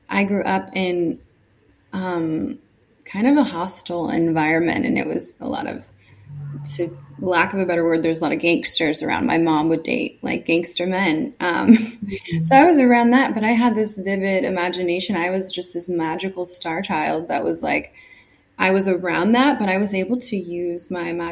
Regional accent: California, United States; I grew up in California

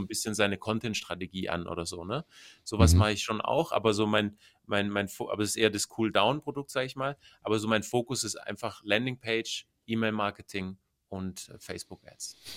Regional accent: Bavaria, Germany; Ich komme aus Bayern, also ich lebe in, ähm, in der Nähe von, also zwischen München und Augsburg

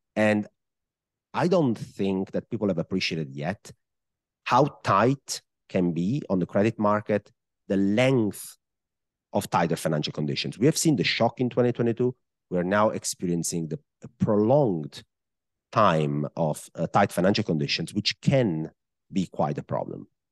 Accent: Italy; accent: Italian; English is a second language; I am, uh, Italian, I guess. I mean, if somebody didn't know that by my accent at this point in the podcast, I guess it's very clear where I'm from.

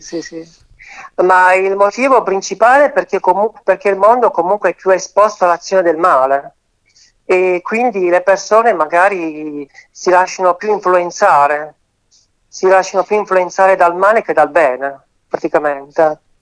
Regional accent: Turin, Piedmont, Italy; sono di Torino

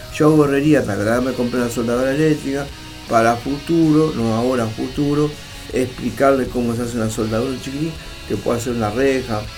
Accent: Uruguay; estoy en mi país

